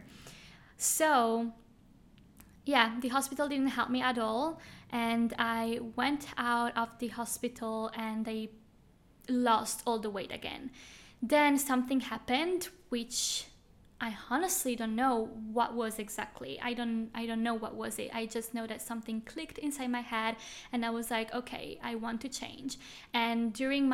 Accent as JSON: {"language": "English", "country": "Switzerland", "moved": "as an adult", "lives_now": "Bali, Indonesia", "said": "I am from Switzerland"}